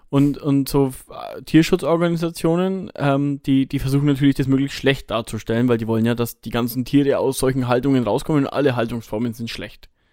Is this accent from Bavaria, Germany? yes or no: yes; Bavaria, Germany; bei uns in Bayern